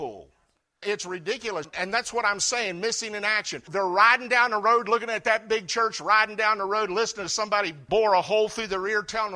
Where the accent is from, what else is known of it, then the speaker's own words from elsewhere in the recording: United States; as an American citizen